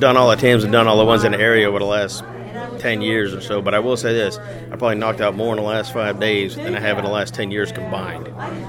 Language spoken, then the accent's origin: English; Savannah, Georgia, United States; I come from Savannah, Georgia, but my in-laws live up here.